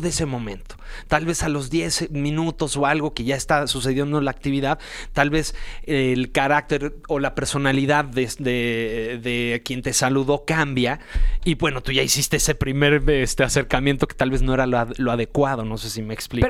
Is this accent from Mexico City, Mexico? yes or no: yes; Mexico City, Mexico; yo nací aquí en la Ciudad de México